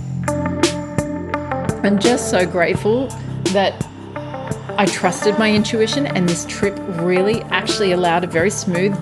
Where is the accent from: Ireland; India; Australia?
Australia; moved away as an adult; also born or lived in London / Hawaii; now in Bali, Indonesia; Even though I am Australian, I spent the first 33 years of my life just about living in Australia